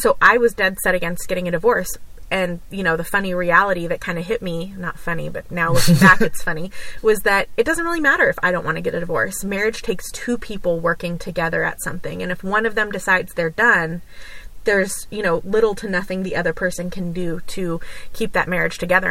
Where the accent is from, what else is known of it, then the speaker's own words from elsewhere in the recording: Los Angeles, California, United States; also born or lived in Orange County, California; I grew up in California. I was born there and raised there. Um, in uh, like LA and then in Orange County